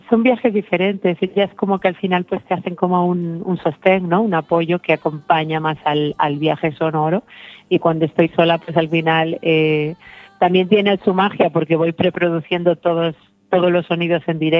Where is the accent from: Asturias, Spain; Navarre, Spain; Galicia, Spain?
Galicia, Spain; Vilagarcía de Arousa; born there; mi familia es argentina y, viví, nací en Vila García de Arousa